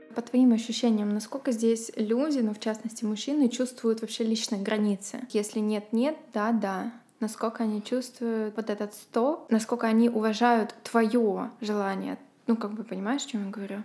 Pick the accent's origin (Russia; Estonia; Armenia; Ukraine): Ukraine; now in Sweden; я еще с Украины, они тоже интересовались, как там моя семья